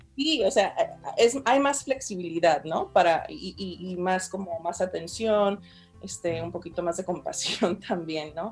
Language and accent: Spanish; Fresno, California, United States; soy de aquí, ¿de qué me hablas? Fresno